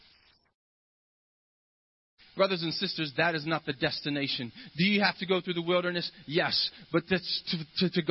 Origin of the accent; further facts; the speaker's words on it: Ohio, United States; I'm from Ohio